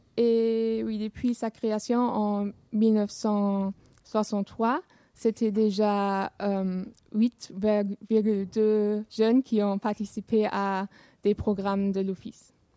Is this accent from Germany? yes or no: yes; Essen, North Rhine-Westphalia, Germany; French is a second language; moved away as an adult; now in Rochefort, France; je viens de Essen qui se trouve à l'ouest de l'Allemagne, mais en ce moment j'habite à Rochefort